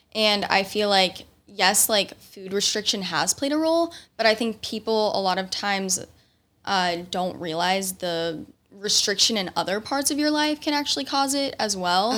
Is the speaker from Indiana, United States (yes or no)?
yes; Indiana, United States; moved away; I'm from Indiana